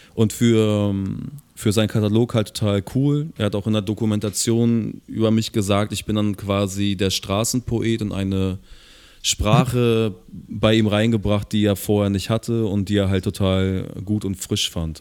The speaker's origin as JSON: {"language": "German", "region": "Hamburg", "country": "Germany", "said": "ich als Hamburger"}